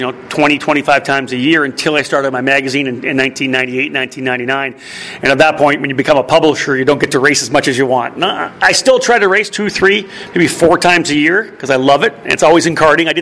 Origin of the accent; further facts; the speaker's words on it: Milton, Ontario, Canada; I was born in Milton.